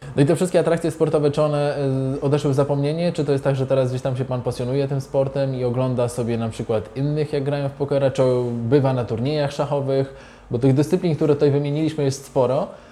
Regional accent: Zielona Góra, Lubusz Voivodeship, Poland; Ja pochodzę z Zielonej Góry

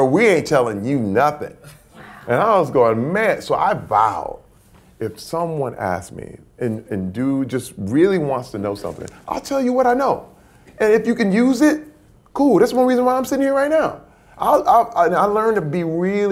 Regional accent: Flint, Michigan, United States; moved away; Growing up in Flint, Michigan

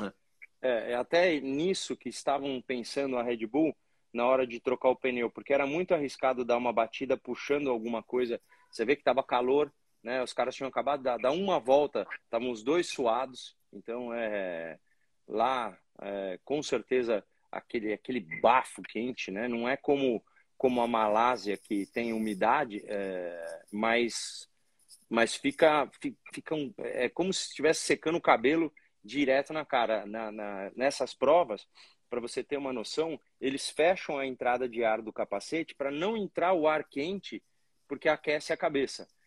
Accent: Brazil; somos brasileiros

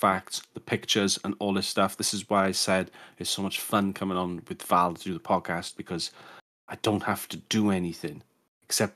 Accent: Welsh, Wales, United Kingdom; I'm Welsh

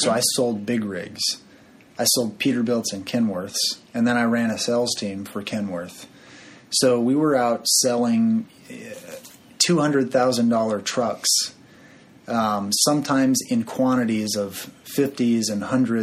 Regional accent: San Bernardino, California, United States; I grew up in San Bernardino, California

